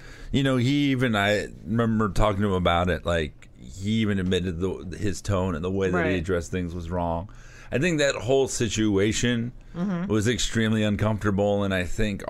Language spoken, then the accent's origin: English; Florida, United States; moved away; growing up in Florida